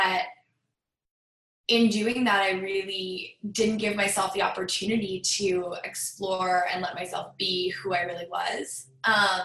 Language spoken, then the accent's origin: English; Greenwich, Connecticut, United States; I grew up in Greenwich, Connecticut on the East Coast